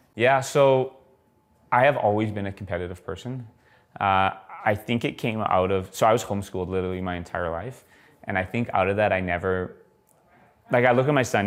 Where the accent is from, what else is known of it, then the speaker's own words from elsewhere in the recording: Edmonton, Alberta, Canada; now in Calgary, Canada; I moved moved to Calgary, I'm, I'm originally from Edmonton